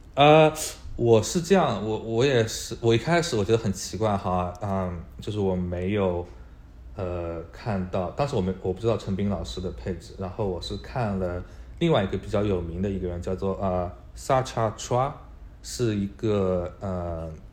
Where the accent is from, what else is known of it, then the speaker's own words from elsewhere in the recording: Hangzhou, Zhejiang, China; moved away as an adult; now in Australia; 之前我在国内的时候，我跟西瓜其实是在同一个城市，都是在杭州的。我在杭州长大，啊，然后在杭州一直从小学读到了大学。之后，啊，在大学读的其实是，啊，经济专业